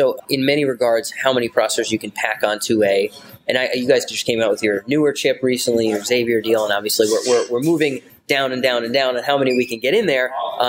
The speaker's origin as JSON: {"language": "English", "town": "Wakefield", "region": "Rhode Island", "country": "United States", "moved": "yes", "said": "happens to be from my very small state of Rhode Island. I'm from Wakefield."}